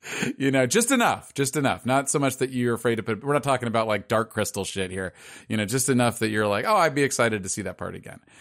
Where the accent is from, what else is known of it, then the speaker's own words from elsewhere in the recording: Los Angeles, California, United States; I'm from Pacific Palisades, which is, is exactly what it sounds like. It's sort of a, a nice little area near Malibu.